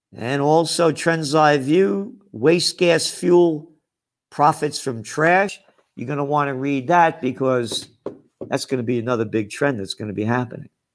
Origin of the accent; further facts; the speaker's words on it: New York City, New York, United States; I'm an American, born to be free, a Napolitano, born in the Bronx